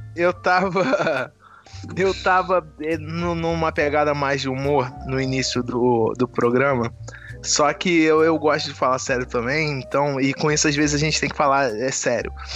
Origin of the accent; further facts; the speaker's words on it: Brazil; a gente, como brasileiro, a gente é muito individualista, como país